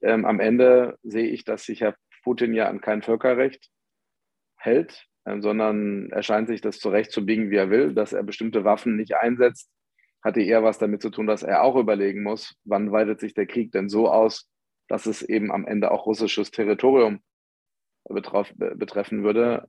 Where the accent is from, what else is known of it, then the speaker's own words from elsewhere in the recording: Ruhr area, North Rhine-Westphalia, Germany; Ich komme ja aus dem Ruhrgebiet